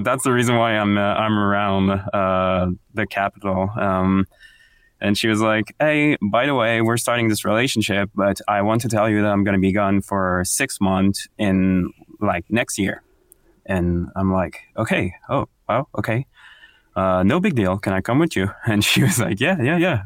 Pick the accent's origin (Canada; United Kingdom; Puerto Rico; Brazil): Canada; Quebec City, Quebec; moved away as an adult; also born or lived in Montreal / Bromont; now in Gatineau, Canada; I'm from Quebec City